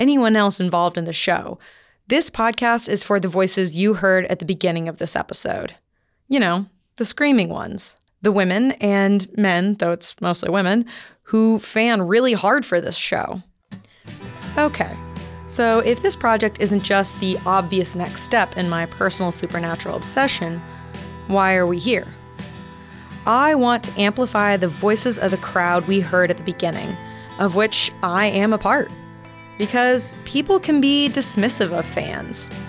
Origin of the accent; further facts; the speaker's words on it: Texas, United States; moved away as an adult; now in Midwest, United States; I'm obnoxiously Texan